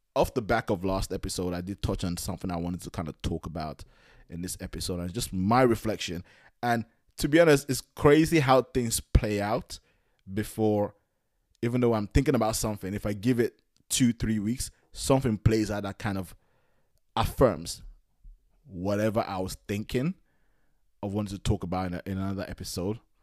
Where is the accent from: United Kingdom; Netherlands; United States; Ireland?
United Kingdom; London; as a Nigerian that was born in London, but, like, but grew up in London